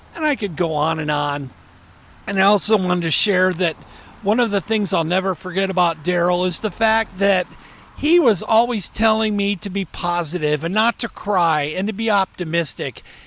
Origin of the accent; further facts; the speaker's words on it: Springfield, Ohio, United States; my hometown is Springfield, Ohio